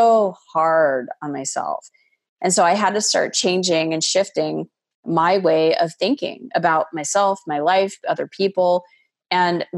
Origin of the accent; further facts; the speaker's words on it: Arizona, United States; I was a woman that was born and raised in Arizona, met and married a man from Montreal, Canada